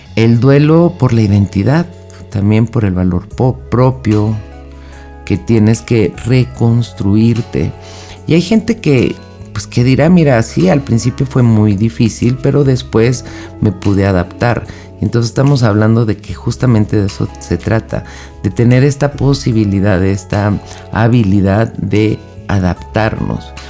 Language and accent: Spanish; Mexico; Yo soy de México